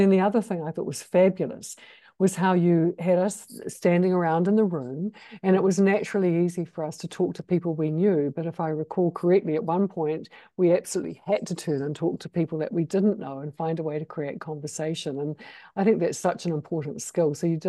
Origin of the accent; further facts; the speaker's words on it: New Zealand; moved away; I'm from New Zealand, and New Zealand's one of the British colonies and Commonwealth countries. And my stepmother's English, and our heritage is Scottish.